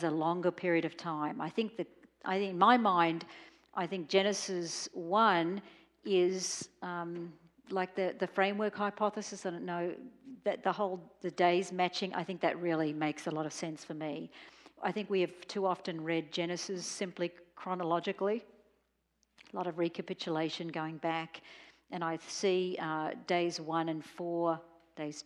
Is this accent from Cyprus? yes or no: no; Australia; I was growing up in Australia